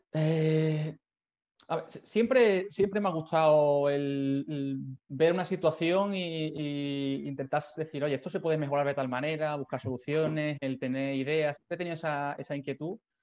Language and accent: Spanish; Seville, Andalusia, Spain; moved away as an adult; also born or lived in Barcelona; yo soy de Sevilla. Eh, bueno, viví allí toda la infancia, juventud